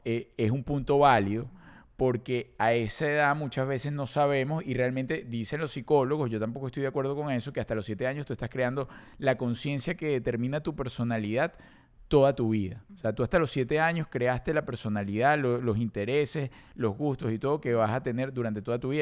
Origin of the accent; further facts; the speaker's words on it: Venezuela; also born or lived in South Florida, United States; now in United States; Yo en Venezuela no estamos acostumbrados a eso